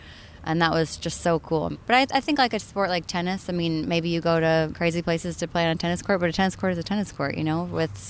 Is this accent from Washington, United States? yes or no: no; Maine, United States; moved away; also born or lived in New Hampshire / California; I grew up in Maine, so I'm originally from Maine.